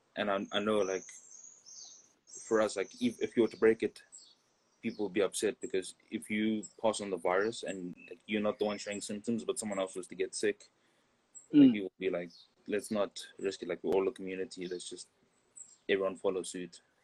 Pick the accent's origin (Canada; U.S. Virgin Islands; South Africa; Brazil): South Africa; moved away as an adult; also born or lived in Bulawayo, Zimbabwe / Botswana / Pretoria, South Africa; now in Barcelona, Spain; we moved to South Africa. Some years in South Africa, like nine years, some other places. But South Africa was where I went through like the last of primary school and most of mm. high hmm. school